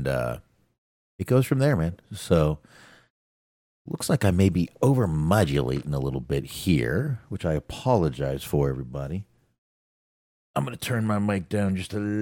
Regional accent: Texas, United States; I'm from Texas. I'm from Texas, y'all. We don't know English here.

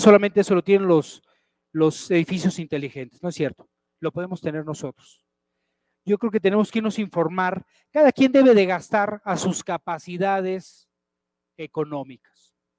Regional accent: Mexico; Y así somos los mexicanos

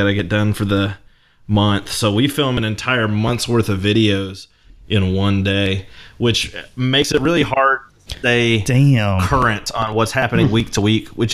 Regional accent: Lexington, Kentucky, United States; now in Louisville, United States; We both grew up in Lexington, and I live in Louisville now

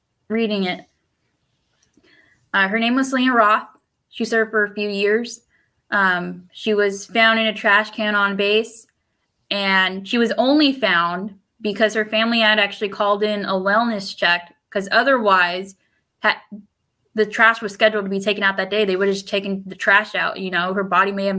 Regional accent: United States; first language Spanish; English is a second language; I'm a first-gen American, first-gen college student, first-gen college grad, but also an English second language learner. Spanish is my first language

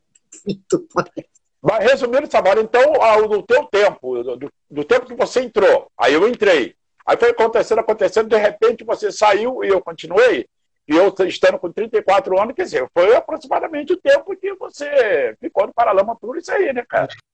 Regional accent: Seropédica, Rio de Janeiro, Brazil; moved away; que vinha lá de interior de Cero Pédica

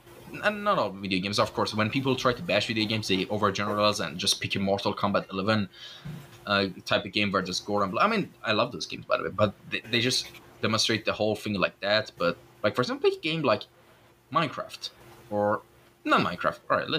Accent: Iran; English is a second language; when I tell them I'm Iranian, they usually get disappointed for some reason.

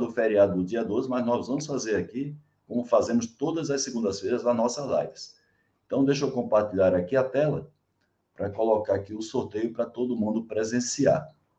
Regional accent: João Pessoa, Paraíba, Brazil; João Pessoa, Paraíba, minha terra

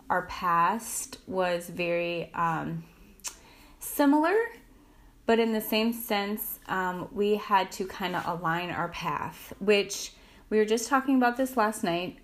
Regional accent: Midwest, United States; I'm from the Midwest.

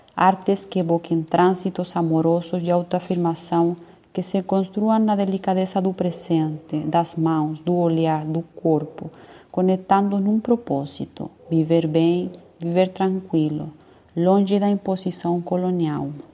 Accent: Chile; also born or lived in Rio Grande, Brazil / Niterói, Brazil; now in Brazil; sou chilena

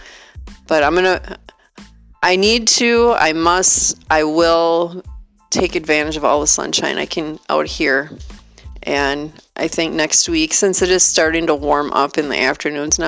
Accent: Wisconsin, United States; born or raised there; moved away

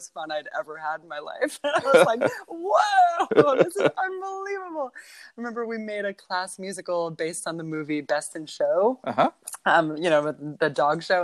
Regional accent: Los Angeles, California, United States; I grew up in Los Angeles

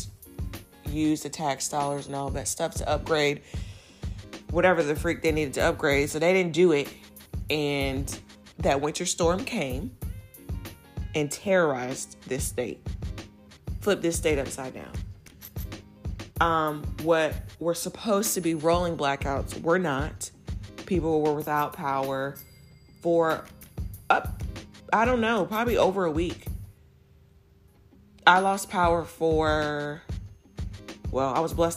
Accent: Virginia, United States; moved away as an adult; now in Texas, United States; I grew up in Virginia

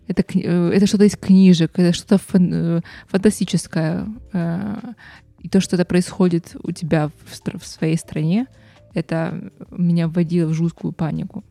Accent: Ukraine; moved away as an adult; now in Canada

